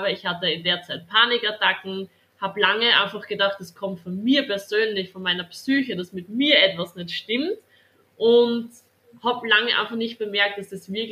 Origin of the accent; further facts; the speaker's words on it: Styria, Austria; bin 22 Jahre alt und komme aus der Steiermark, das heißt aus Österreich. Das hört man vielleicht